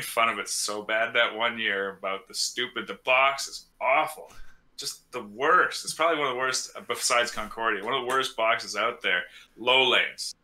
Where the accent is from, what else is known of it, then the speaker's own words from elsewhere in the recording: British Columbia, Canada; I'm from British Columbia, so Okanagan